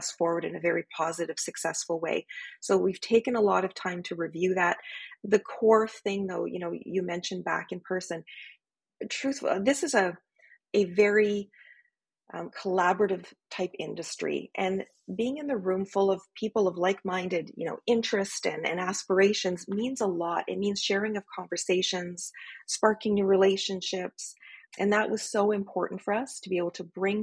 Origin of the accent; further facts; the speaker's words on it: Northern Ontario, Canada; I'm from Northern Ontario, so we're pretty good at hosting parties